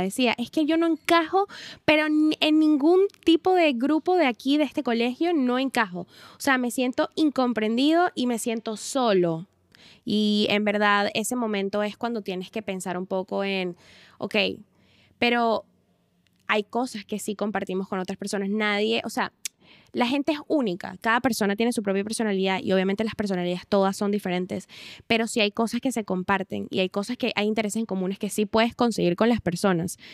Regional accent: Venezuela; moved away; nosotras venimos de Venezuela, que ya por sí es un país súper peligroso

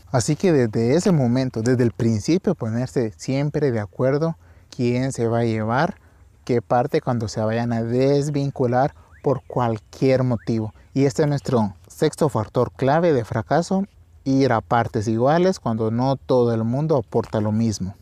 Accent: Santa Rosa, Guatemala; a las faldas del, del volcán Tecuamburra de mi ciudad natal en Guatemala

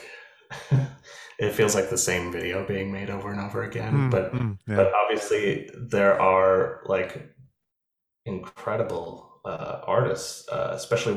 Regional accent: Anchorage, Alaska, United States; I grew up in Anchorage, Alaska

